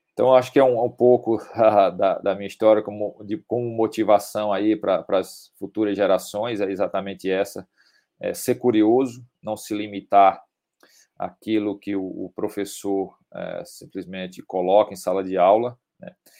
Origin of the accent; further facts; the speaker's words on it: Campina Grande, Paraíba, Brazil; eu sou paraibano, é, natural de, de Campina Grande